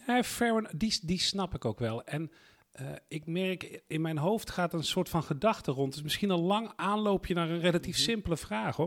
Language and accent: Dutch; Netherlands; wij als Nederlanders